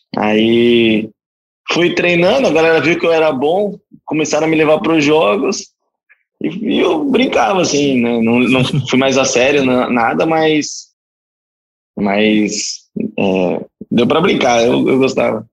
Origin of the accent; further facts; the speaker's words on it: Guarulhos, São Paulo, Brazil; moved away; Mas eu sou de Guarulhos, comecei com futsal no Juventus da Moca aos 9 anos de idade